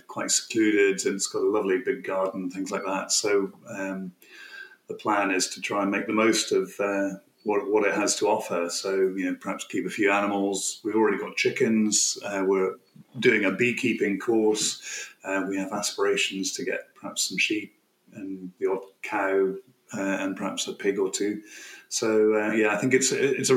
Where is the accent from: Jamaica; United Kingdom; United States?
United Kingdom; Aberdeenshire, Scotland; also born or lived in Hertfordshire; I moved back to Aberdeenshire and was really sort of brought up in Aberdeenshire